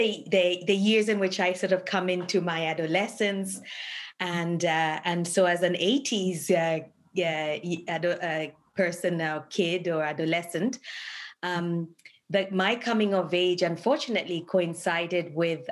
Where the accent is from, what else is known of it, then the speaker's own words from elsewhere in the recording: Dar es Salaam, Tanzania; moved away as an adult; also born or lived in Kilimanjaro Region, Tanzania / Edmonton, Canada; now in Canada; I was born in the Kilimanjaro region of Tanzania. And was raised mainly in Dar es Salaam